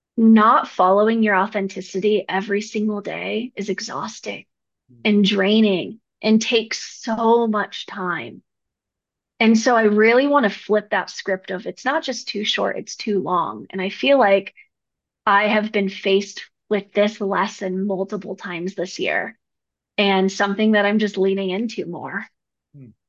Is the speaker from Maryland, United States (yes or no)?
no; Arcata, California, United States; also born or lived in New Mexico; now in Denver, United States; I grew up in Northern California, up in the Redwoods near Oregon, little place called Arcata, California.